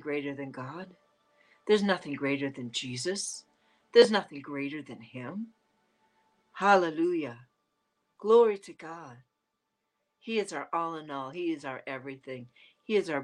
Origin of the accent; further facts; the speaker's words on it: Canada; accent: Canadian; It's my Canadian accent